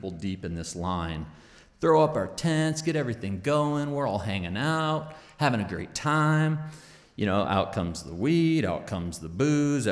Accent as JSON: {"language": "English", "region": "Northern California", "country": "United States", "tie": "born or raised there", "moved": "yes", "lives_now": "Idaho, United States", "said": "growing up in California"}